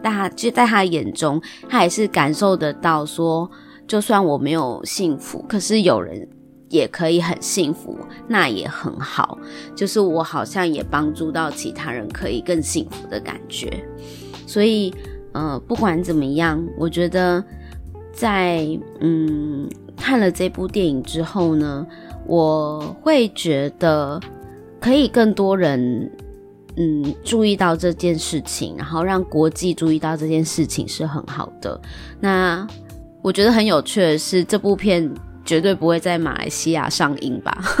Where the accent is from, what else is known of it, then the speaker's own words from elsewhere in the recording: Taiwan; 我们生在台湾